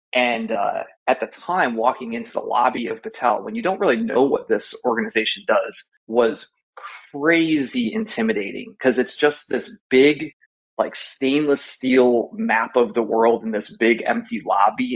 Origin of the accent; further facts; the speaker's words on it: Maumee, Ohio, United States; also born or lived in Columbus, Ohio; grew up uh, in Ohio, actually, outside of Toledo, a small su- suburb called Maumee